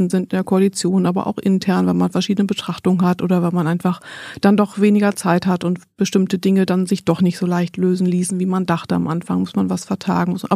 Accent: Berlin, Germany; born there; Geboren bin ich 1971 und äh, ist lange her und ähm, bin in Berlin geboren, bin aber nicht hier aufgewachsen.

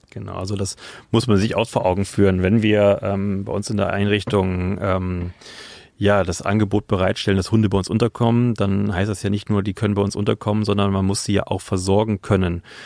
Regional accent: Oberbergisches Land, North Rhine-Westphalia, Germany; ich komm vor, ähm, aus dem oberbergischen Land. Ähm, genau, aus einer kleinen Gemeinde. Ich komme vom Dorf

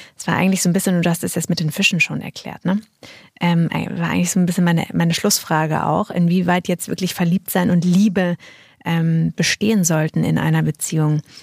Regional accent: near Münsterland, North Rhine-Westphalia, Germany; moved away; Ich komme ja auch aus der Nähe

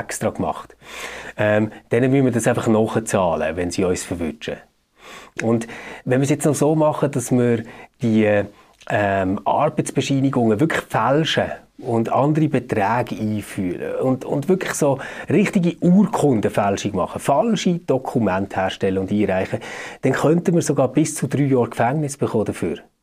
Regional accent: Switzerland; bei uns in der Schweiz

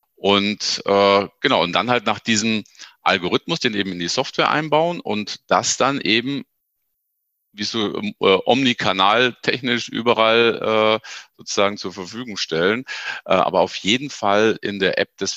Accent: Ingolstadt, Bavaria, Germany; ich komme halt aus Ingolstadt

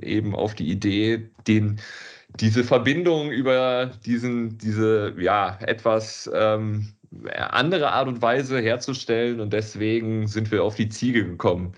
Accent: Cologne, North Rhine-Westphalia, Germany; wir sind äh, Kölner

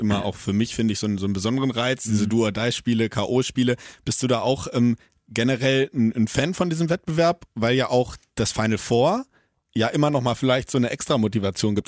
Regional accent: Hannover, Lower Saxony, Germany; ich komme aus Hannover.

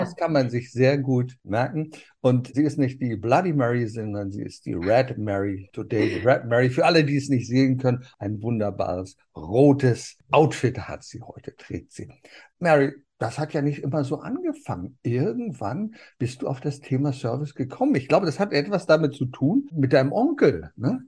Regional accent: Germany; bei uns in Deutschland

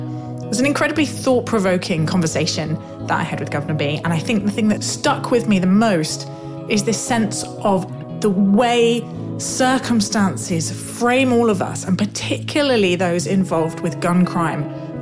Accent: London, United Kingdom; I'm from South London, and therefore my geography of that area is patchy.

